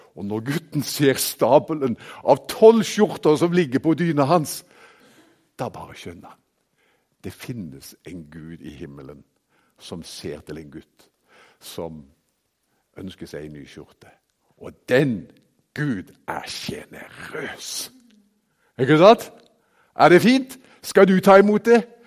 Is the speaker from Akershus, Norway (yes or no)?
no; Haugesund, Rogaland, Norway; now in Kristiansand, Norway; Jeg er jo fra Haugesund opprinnelig, men bor jo i Kristiansand og har bodd der i 20 år nå.